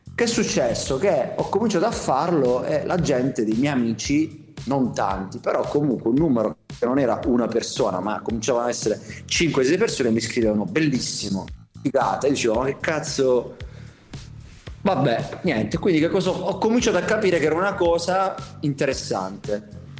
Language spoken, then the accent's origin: Italian; Conversano, Apulia, Italy; moved away as an adult; also born or lived in Milan; tornavo in ferie a Conversano, che è la mia città, che penso conosciate, um, da Milano, dove vivevo. Io ho vissuto 10 anni a Milano